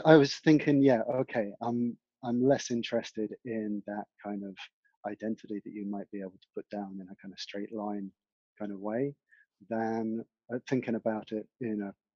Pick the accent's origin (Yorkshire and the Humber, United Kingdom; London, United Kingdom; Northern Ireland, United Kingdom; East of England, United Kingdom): East of England, United Kingdom; East Anglia; also born or lived in Scotland; now in South Devon, United Kingdom; I was brought up in East Anglia, rural East Anglia in the UK